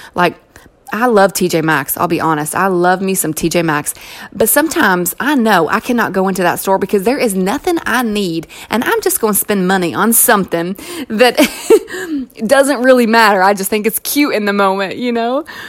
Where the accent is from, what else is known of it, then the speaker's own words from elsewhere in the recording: Kentucky, United States; accent: Southern twang; moved away as an adult; now in California, United States; You'll also recognize a Southern twang, and that's because I was born and raised in Kentucky. Um, and I've lived out in California now for goodness, 11 or 12 years